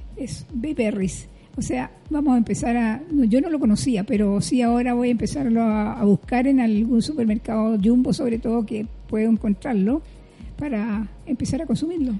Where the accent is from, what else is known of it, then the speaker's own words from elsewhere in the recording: Iquique, Tarapacá, Chile; yo soy del norte, soy de Iquique